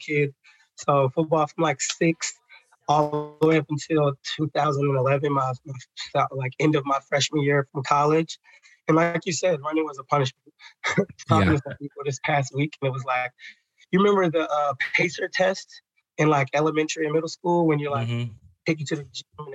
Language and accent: English; Maryland, United States; also born or lived in Atlanta, Georgia / Nashville, Tennessee; I am from Maryland. So I get to do this job in the community that I grew up in.